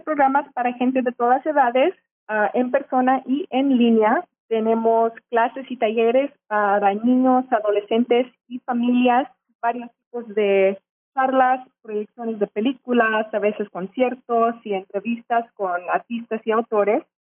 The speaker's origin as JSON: {"language": "Spanish", "town": "Garland", "region": "Texas", "country": "United States", "tie": "born or raised there", "said": "Yo nací en Garland y después de que me gradué de la universidad, ah, tuve mucha suerte de poder venir a trabajar en el museo"}